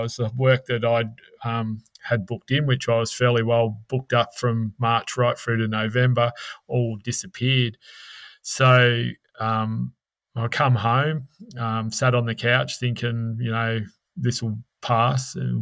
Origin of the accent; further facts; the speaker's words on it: Melbourne, Victoria, Australia; also born or lived in Cockatoo, Victoria; now in Kyabram, Australia; growing up in Melbourne, I grew up at the foot of the Dandenong Ranges or in the Dandenongs themselves at Cockatoo for 5 years of my life.